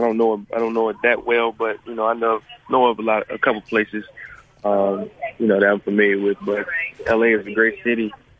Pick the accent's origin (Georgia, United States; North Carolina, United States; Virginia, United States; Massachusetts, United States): Virginia, United States; Roanoke; I'm from Virginia, Roanoke, Virginia. It's a smaller town in Virginia.